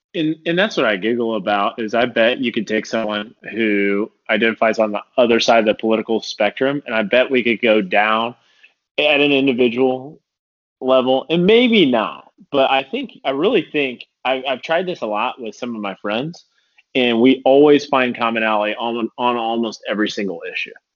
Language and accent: English; Indiana, United States; We're from Indiana, so half the people are IU and the other half are Purdue